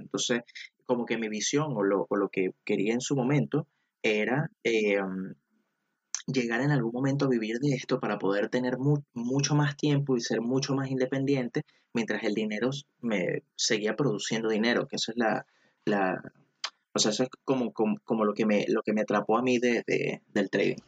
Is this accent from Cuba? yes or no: no; Venezuela; now in Chile; soy de Venezuela, pero actualmente vivo, vivo en Chile